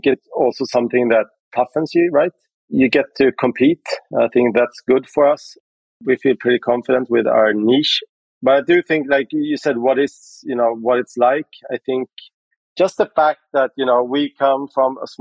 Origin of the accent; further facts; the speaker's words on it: Sweden; I'm from Sweden, so we started out in Sweden